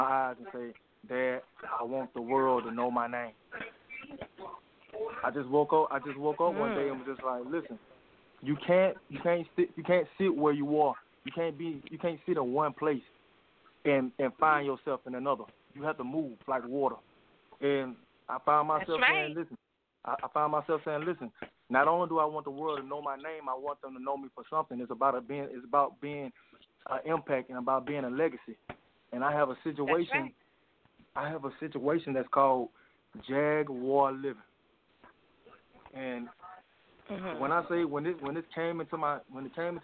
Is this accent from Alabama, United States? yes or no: yes; Mobile, Alabama, United States; also born or lived in Albany, Georgia; now in Atlanta, United States; I was born in Alabama, Mobile, Alabama